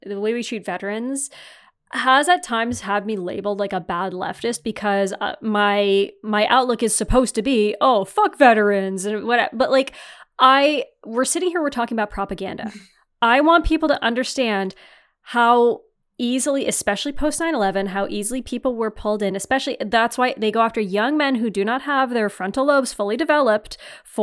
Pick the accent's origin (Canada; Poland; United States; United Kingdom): Canada; Northeastern Ontario; moved away; also born or lived in Waterloo, Ontario; I'm not from the Midwest, obviously. I'm from Northeastern Ontario